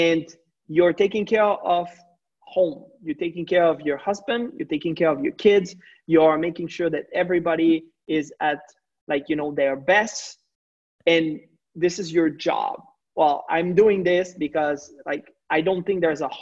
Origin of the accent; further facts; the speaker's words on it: Quebec, Canada; I'm not coming just from Canada, I'm coming from the French part of Canada